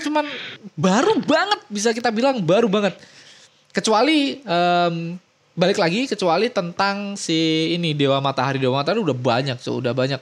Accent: Indonesia; kita orang-orang Indo

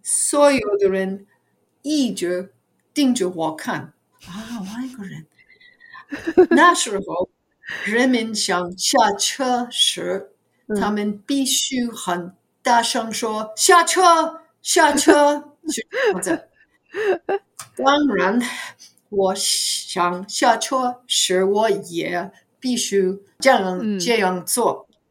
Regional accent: New York City, New York, United States; Chinese is a second language; now in New Jersey, United States; 我在纽约市出生的，可是现在我居在纽泽西，呃，离纽约市不远

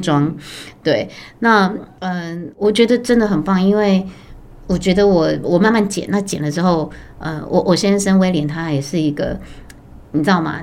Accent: Taipei, Taiwan; 我也是台北人，那我本身是二宝妈

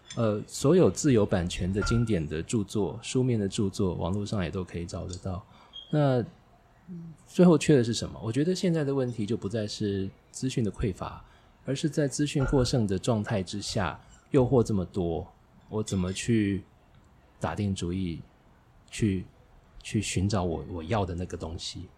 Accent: Taiwan; 那么我在青春时代成长的过程，台湾是后解严时代

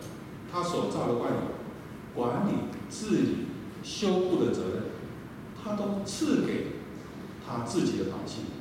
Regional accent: eastern Taiwan, Taiwan; 我很怀念我小时候在东台湾。

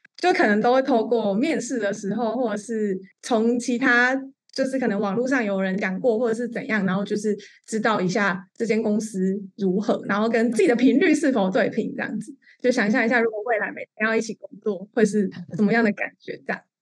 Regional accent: Kaohsiung, Taiwan; moved away; 那个时候我还在南部，我是高雄人

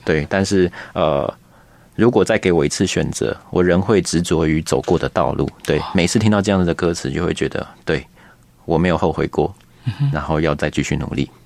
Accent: Taipei, Taiwan; 我从小在台北长大

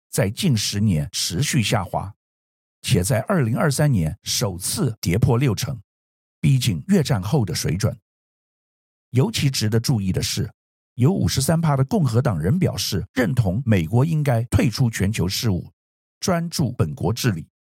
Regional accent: Taiwan; 作为台湾人

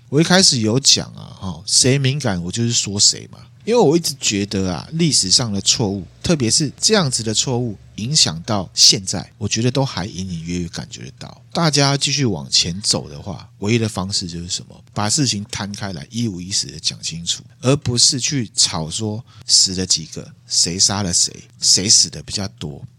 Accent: Taiwan; 身为台湾人的我们

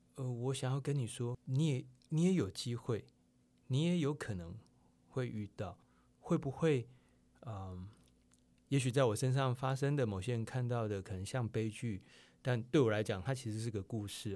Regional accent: Taiwan; 我们台湾人

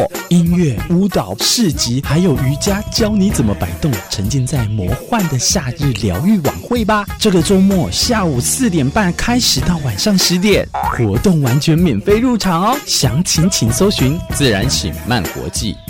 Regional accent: Tainan, Taiwan; now in Taitung, Taiwan; 我每次都跟大家自称我是台南人哦，然后但是现在我在台东工作，我在台东这个地方生活，

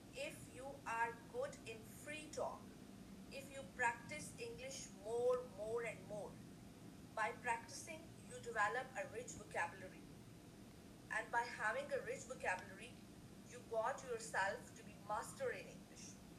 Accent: Pakistan; I'm from Pakistan

